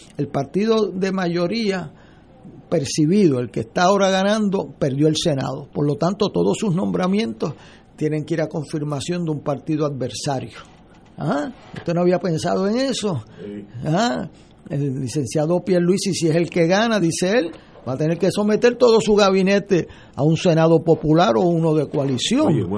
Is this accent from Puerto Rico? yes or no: yes; Puerto Rico; como puertorriqueños